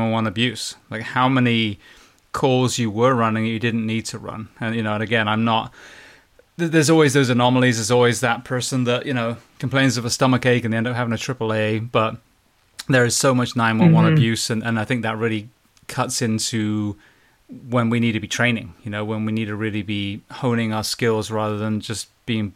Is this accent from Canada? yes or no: no; United Kingdom; moved away; my country, my home country